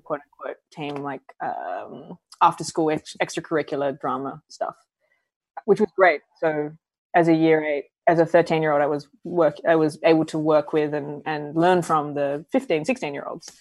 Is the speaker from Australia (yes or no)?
yes; Adelaide, South Australia, Australia; moved away as an adult; also born or lived in New York; I grew up in Adelaide in South Australia.